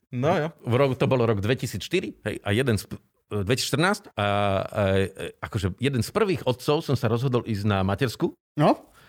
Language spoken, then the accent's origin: Slovak; Prešov, Prešov Region, Slovakia; moved away; also born or lived in Bratislava / Trnava / Žilina; ja som z Prešova, manželka z Moravy, a, nemáme tu starých rodičov.